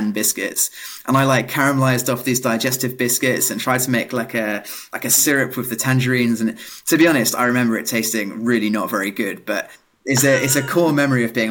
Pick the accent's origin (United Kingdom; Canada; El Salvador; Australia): United Kingdom; Milton Keynes, South East England; accent: British; I grew up in a small village in the countryside in Milton Keynes, which is not the most glamorous of places